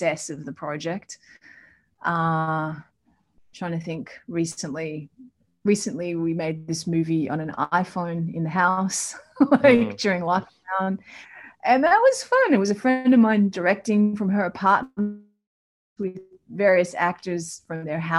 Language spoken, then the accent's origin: English; Melbourne, Victoria, Australia; I grew up in Melbourne with a single mom